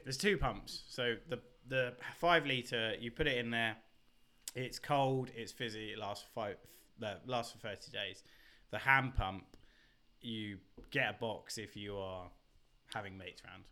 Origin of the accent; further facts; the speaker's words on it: Basingstoke, South East England, United Kingdom; accent: British; also born or lived in Reading; you would have gone through my hometown